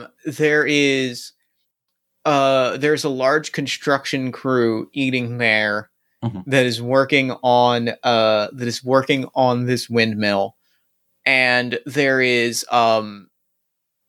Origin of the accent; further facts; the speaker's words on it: New Jersey, United States; I grew up in New Jersey, which is literally the diner capital of the world